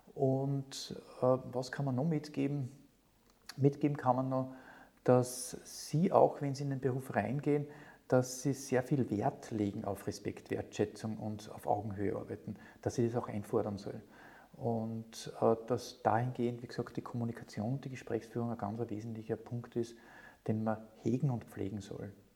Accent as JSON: {"language": "German", "area": "near Linz", "region": "Upper Austria", "country": "Austria", "said": "als Oberösterreicher, habe ich in der Nähe von Linz gewohnt"}